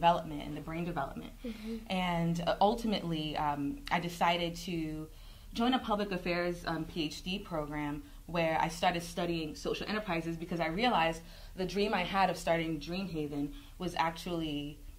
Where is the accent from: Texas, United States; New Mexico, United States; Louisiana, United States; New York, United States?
New York, United States; New York City; accent: New York; I am from the Bronx, New York, originally, and my parents are of Jamaican and Cuban descent. So I'm a first-generation American. And I grew up in a community in the Bronx